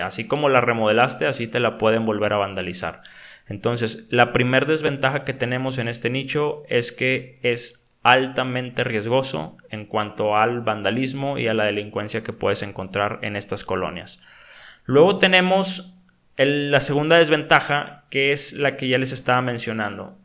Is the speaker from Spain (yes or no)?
no; Mexico; en mi país